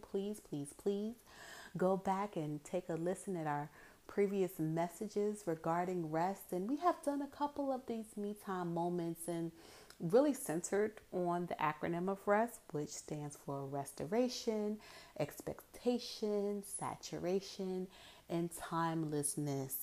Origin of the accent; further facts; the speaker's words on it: Hampton Roads, Virginia, United States; growing up in Hampton Roads all my life